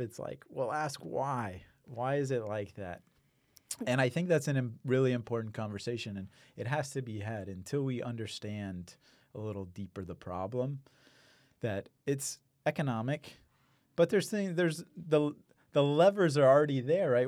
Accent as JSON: {"language": "English", "town": "Houston", "region": "Texas", "country": "United States", "tie": "born or raised there", "also_born_or_lived": "Iowa / Maine", "said": "I grew up in Houston"}